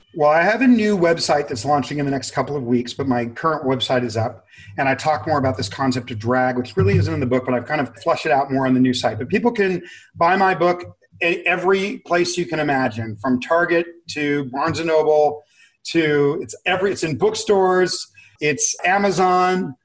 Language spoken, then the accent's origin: English; Los Angeles, California, United States; I grew up in severe abject poverty near downtown Los Angeles.